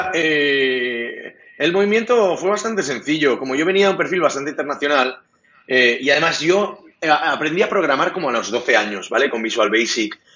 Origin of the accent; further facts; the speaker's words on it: Catalonia, Spain; Spanish is a second language; also born or lived in Munich, Germany; yo soy catalán